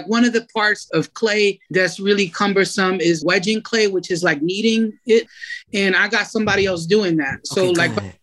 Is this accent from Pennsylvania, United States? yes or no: yes; Philadelphia, Pennsylvania, United States; I'm from Kensington